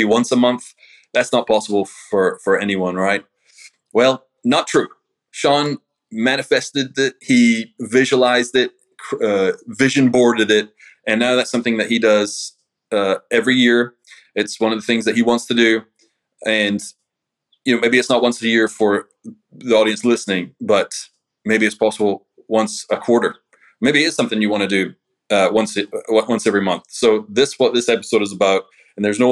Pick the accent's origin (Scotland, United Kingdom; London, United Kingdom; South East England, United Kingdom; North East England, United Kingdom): Scotland, United Kingdom; moved away as an adult; now in United States; I'm from Scotland, you know, so being in the States, I mean, I'd come back and forward like 2-3 times a year